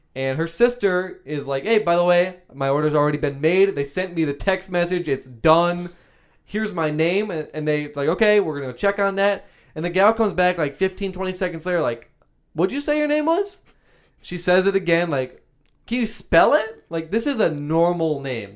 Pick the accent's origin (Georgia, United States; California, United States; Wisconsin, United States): Wisconsin, United States; we're from Wisconsin